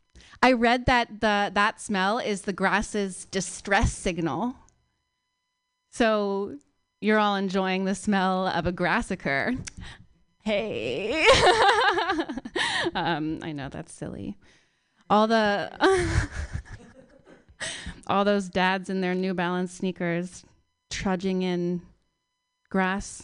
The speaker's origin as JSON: {"language": "English", "town": "Palo Alto", "region": "California", "country": "United States", "also_born_or_lived": "New York", "moved": "yes", "said": "I moved here about 2 years ago from New York, but I'm from Palo Alto originally."}